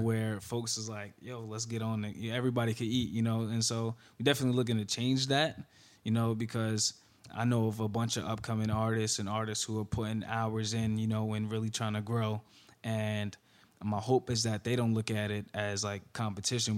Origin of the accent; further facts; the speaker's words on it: Newark, New Jersey, United States; also born or lived in Florida; from Newark, New Jersey, uh, born and raised